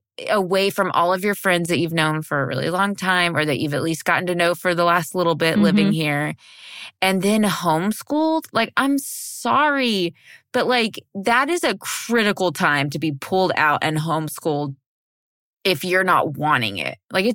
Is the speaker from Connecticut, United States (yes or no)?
no; Texas, United States; I was born and raised in Texas, but Texas is huge.